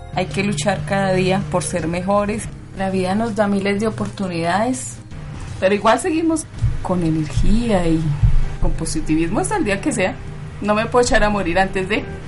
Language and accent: Spanish; Bogotá, Colombia; Yo nací aquí en Bogotá.